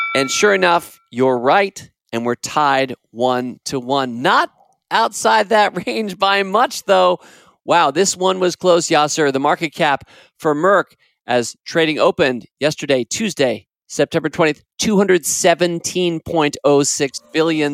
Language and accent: English; United States; As an American, and I grew up in this country, I've spent my entire life in this country, basically fifty-six years or so